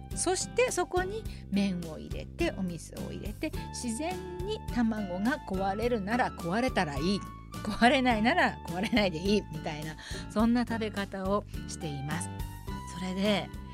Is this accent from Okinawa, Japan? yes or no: no; Nagoya, Aichi, Japan; now in Tokyo, Japan; 名古屋出身の私がお届けする